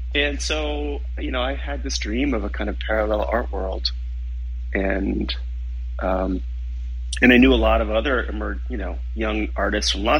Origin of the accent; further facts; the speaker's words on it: United States; moved away as an adult; also born or lived in Berlin, Germany; I had just landed as an American